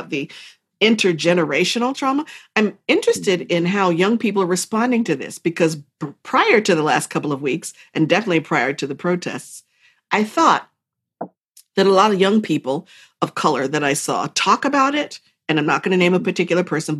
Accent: United States; I'm like the American

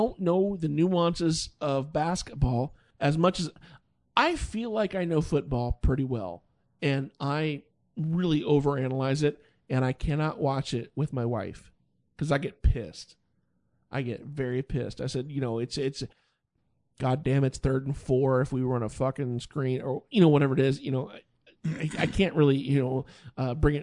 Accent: Tennessee, United States; now in Cleveland, United States; I am from Tennessee. That's fine. I mean, in Tennessee, there was no NBA team when I was a child

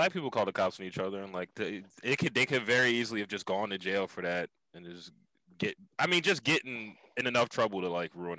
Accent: Philadelphia, Pennsylvania, United States; I'm in Philly, bro.

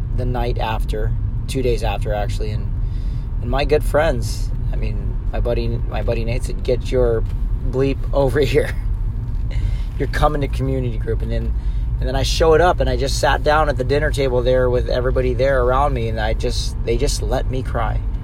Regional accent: San Clemente, California, United States; moved away; I moved back to my hometown 2 years ago

